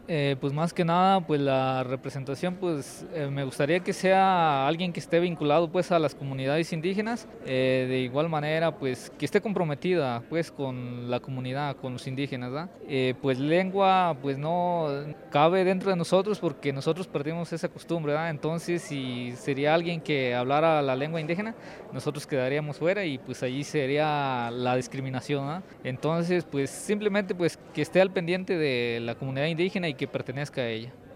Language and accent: Spanish; San Lucas Tepetitlán, Florencia, Zacatecas, Mexico; vengo del municipio de Florencia, Zacatecas y soy de la, originario de la comunidad de San Lucas Tepetitlán y soy originalmente cascán.